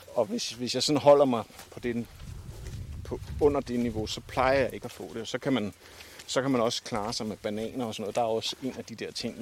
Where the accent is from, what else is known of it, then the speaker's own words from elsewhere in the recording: Denmark; jeg har jo også gået her hjemme i Danmark med støvler